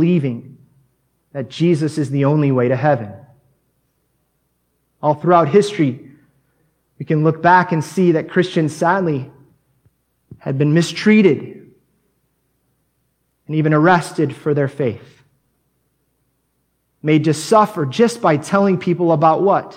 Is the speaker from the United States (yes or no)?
yes; United States; moved away as an adult; now in Mexico; as an American that just moved to Mexico